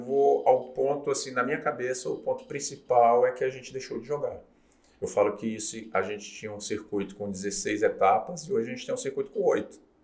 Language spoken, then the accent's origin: Portuguese; Brasília, Federal District, Brazil; moved away as an adult; also born or lived in João Pessoa; joguei em Brasília, comecei em Brasília, ah. sou de Brasília.